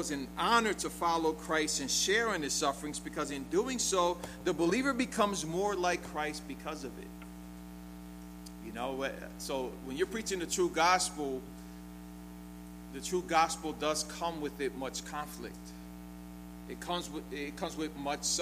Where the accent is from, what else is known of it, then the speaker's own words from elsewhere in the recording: United States; we're American